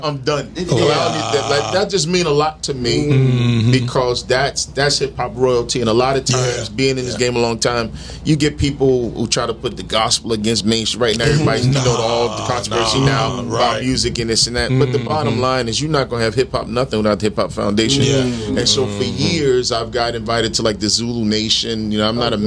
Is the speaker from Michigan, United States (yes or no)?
no; New Jersey, United States; also born or lived in Brooklyn, New York; I was born in Brooklyn, New York. You know, my parents live in Brevoort Projects in Brooklyn, but I grew up in Jersey.